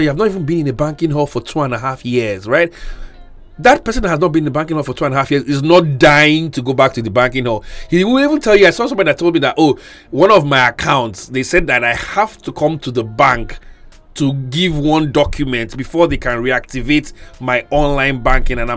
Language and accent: English; Ikot Abasi, Akwa Ibom, Nigeria; Okay, first, first disclaimer: I'm from Ikot Abasi so let it not be like I'm, you know, doing something under the woods